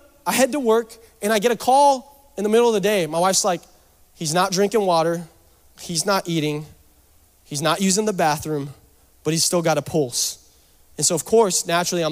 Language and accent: English; Seattle, Washington, United States; I'm from Seattle